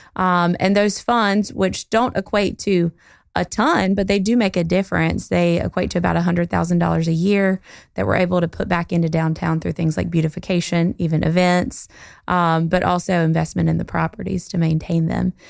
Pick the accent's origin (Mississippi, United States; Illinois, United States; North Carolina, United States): North Carolina, United States; Goldsboro; moved away as an adult; also born or lived in Greenville; I am from Goldsboro, um, not born here, but raised here, and went to Eastern Wayne High School